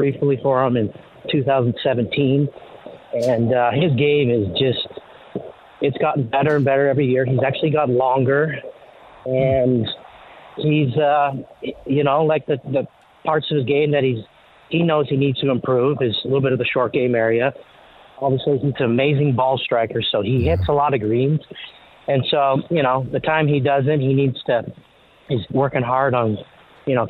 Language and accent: English; Canada; growing up in Canada